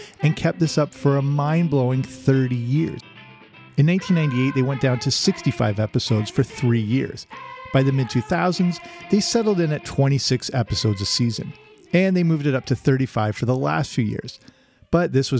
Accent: Canada; I grew up in Canada

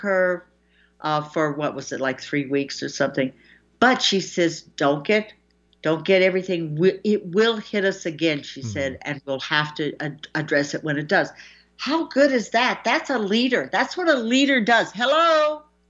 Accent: United States; as an American

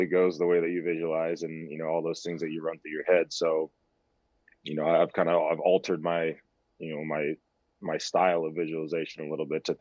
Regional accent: San Diego, California, United States; back to my hometown

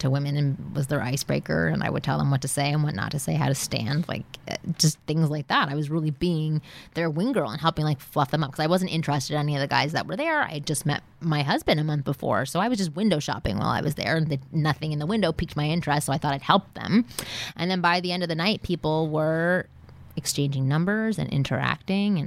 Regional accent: Canada; moved away as an adult; now in Los Angeles, United States; I was from Canada. I had just moved here

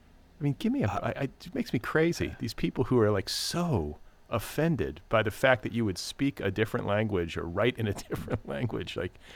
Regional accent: Midwest, United States; also born or lived in Milwaukee / Indiana; No, okay. I'm from the Midwest.

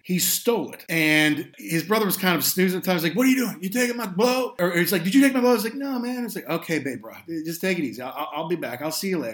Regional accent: Louisville, Kentucky, United States; moved away; I was home in the USA, in my hometown of Louisville

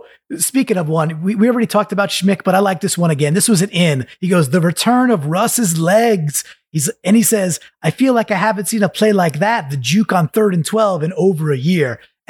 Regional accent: Northeast, United States; I'm from the Northeast.

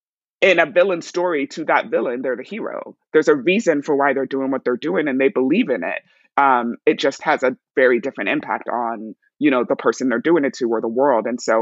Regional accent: Nigeria; also born or lived in New York / Cote d'Ivoire / England; I was born in New York, but I was raised in Nigeria, Cote d'Ivoire, England, and then came back to the States for college.

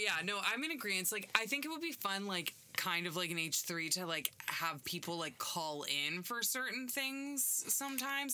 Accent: Canada; I'm from Canada.

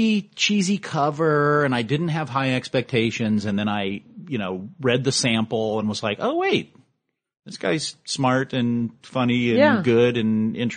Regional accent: Houston, Texas, United States; moved away; I was born and raised in Houston.

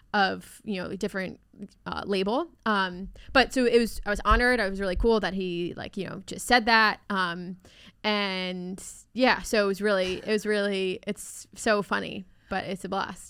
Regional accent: Maryland, United States; I'm from Maryland

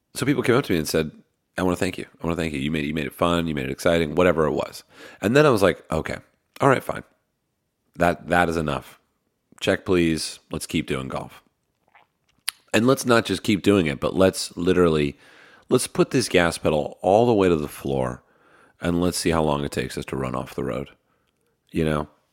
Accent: Pennsylvania, United States; I'm from Pennsylvania

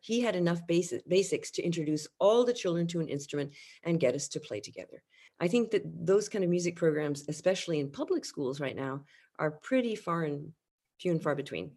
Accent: France; moved away; my experience of growing up in France

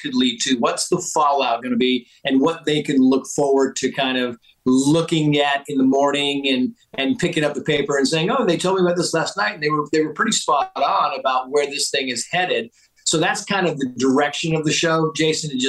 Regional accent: Mammoth Lakes, California, United States; also born or lived in San Diego, California; I moved to a ski town in North Central California called Mammoth Mountain, Mammoth Lakes, California

